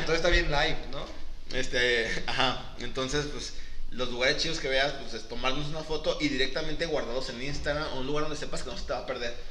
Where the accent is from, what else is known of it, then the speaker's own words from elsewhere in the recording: Mexico; nosotros que somos de Latinoamérica, sabemos que si de por sí aquí en, en mismo en México hablamos diferente